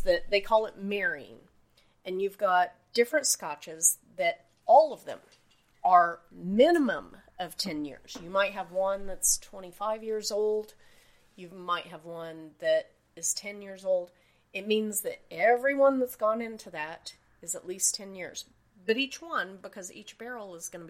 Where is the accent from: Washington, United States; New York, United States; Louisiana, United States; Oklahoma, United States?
Oklahoma, United States; now in Akron, United States; I'm from Oklahoma. We downplay everything, and the more we downplay it, the more impressed we are.